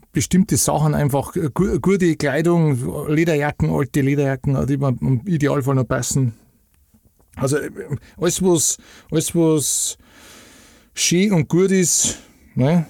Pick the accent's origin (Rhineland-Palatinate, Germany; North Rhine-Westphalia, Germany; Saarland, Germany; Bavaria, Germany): Bavaria, Germany; Upper Bavaria and Franconia, Lower; Also wir haben halt so am, am, am Eckpunkt zwischen Oberpfalz, Niederbayern und Oberbayern und Franken. Das ist halt alles nicht weit weg von, von da, wo ich her bin